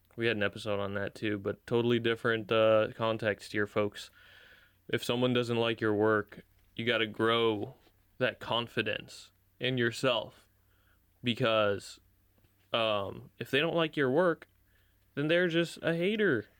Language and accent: English; United States; I grew up an American, even though I'm not an American citizen